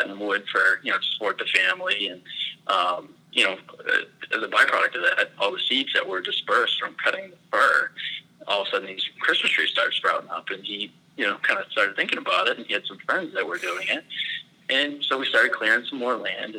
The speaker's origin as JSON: {"language": "English", "town": "Sebec", "region": "Maine", "country": "United States", "tie": "born or raised there", "also_born_or_lived": "Connecticut / Harpswell, Maine", "lives_now": "Portland area, United States", "said": "I was raised in a small town outside of Dover, Foxcroft, town of Sebec, Maine"}